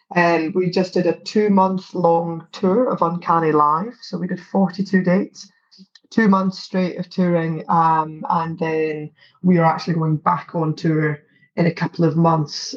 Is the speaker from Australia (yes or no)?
no; Livingston, Scotland, United Kingdom; also born or lived in Scottish Borders; I grew up partly between uh, Mid Calder and Livingston, where I'm originally from, and also a caravan park in the borders.